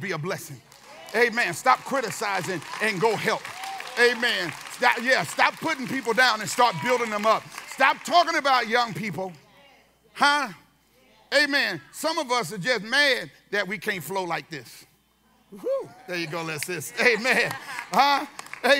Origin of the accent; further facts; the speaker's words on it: California, United States; now I'm from California